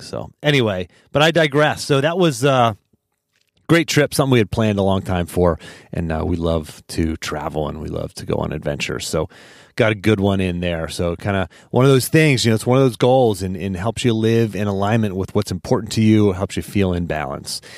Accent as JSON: {"language": "English", "town": "Pittsburgh", "region": "Pennsylvania", "country": "United States", "moved": "yes", "lives_now": "Charlottesville, United States", "said": "I'm from Pittsburgh. originally"}